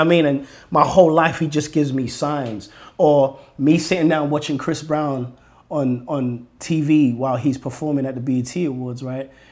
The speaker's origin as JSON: {"language": "English", "region": "London", "country": "United Kingdom", "tie": "born or raised there", "moved": "yes", "lives_now": "United States", "said": "being Nigerian and where, where we and being born in London"}